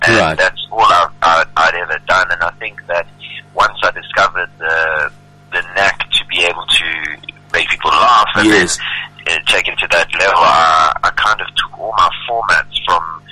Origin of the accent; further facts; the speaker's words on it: Kloof, KwaZulu-Natal, South Africa; moved away as an adult; now in Johannesburg, South Africa; I was born and raised in Durban